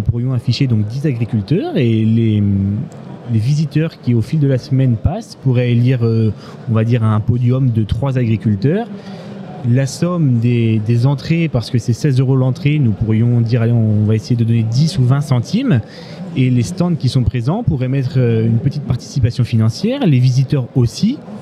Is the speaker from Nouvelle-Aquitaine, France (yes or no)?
yes; Limousin, Nouvelle-Aquitaine, France; je viens du Limousin